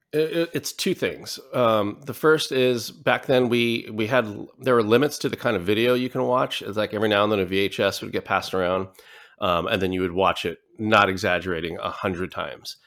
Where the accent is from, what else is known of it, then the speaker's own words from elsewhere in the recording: Hauula, Hawaii, United States; also born or lived in Newport Beach, California; I'm from the island of Oahu, um, in the, you know, the island chain of, of Hawaii and from the northeast side. So, uh, Haula